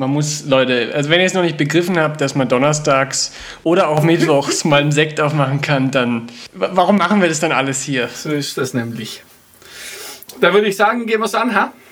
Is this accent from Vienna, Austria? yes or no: no; Burgenland, Austria; ich gesagt, ich hätte Schächer gemacht, aber ich bin eigentlich aus dem Burgenland.